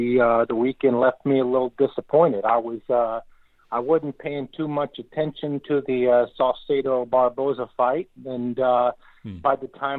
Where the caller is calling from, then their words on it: Mankato, Midwest, United States; I'm calling in from Mankato this time.